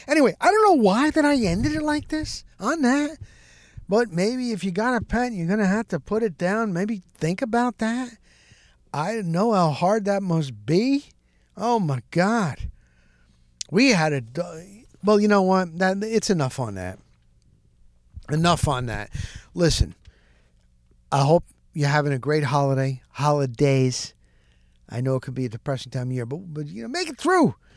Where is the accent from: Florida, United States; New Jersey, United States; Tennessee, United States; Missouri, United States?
New Jersey, United States; I grew up in New Jersey